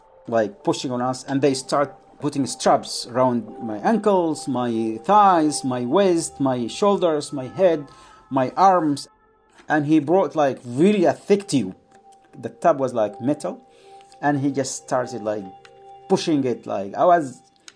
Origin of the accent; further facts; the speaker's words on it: Yemen; moved away; I am from Yemen